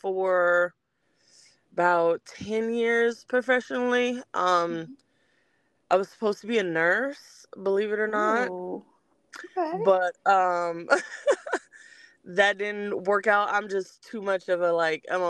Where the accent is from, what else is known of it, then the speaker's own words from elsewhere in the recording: Los Angeles, California, United States; also born or lived in Belize; now in Georgia, United States; I'm originally from Los Angeles, California